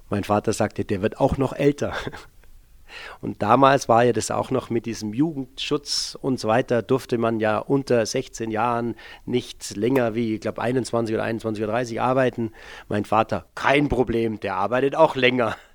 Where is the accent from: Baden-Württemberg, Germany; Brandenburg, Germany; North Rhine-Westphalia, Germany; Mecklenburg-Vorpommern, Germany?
Baden-Württemberg, Germany; Bad Herrenalb; Ich bin 1965 in Baden-Baden geboren, aufgewachsen im Norden des Schwarzwalds in Bad Herrenalb ähm, als äh, Sohn einer Gastronomiefamilie.